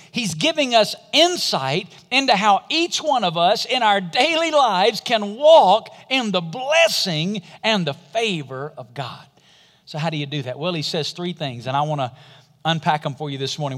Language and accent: English; Alabama, United States; I'm from Alabama